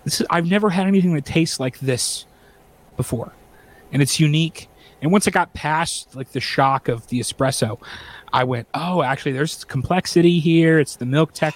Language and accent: English; Grand Rapids, Michigan, United States; coffee from my hometown